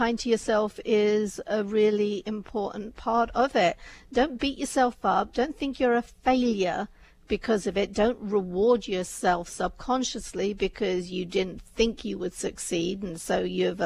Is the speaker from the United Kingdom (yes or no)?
yes; United Kingdom; I'm a British Indian